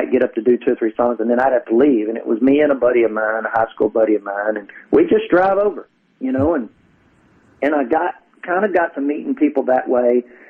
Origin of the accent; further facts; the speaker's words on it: Kentucky, United States; moved away; I grew up in Kentucky.